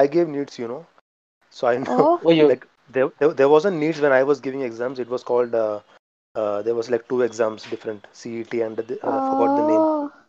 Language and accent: English; Mumbai, Maharashtra, India; I came to Mumbai, where I live, where I'm born and brought up in Mumbai.